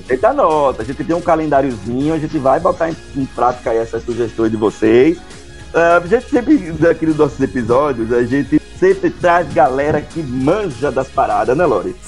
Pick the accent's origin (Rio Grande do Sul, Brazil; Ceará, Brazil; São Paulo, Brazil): Ceará, Brazil; Sou de, do Ceará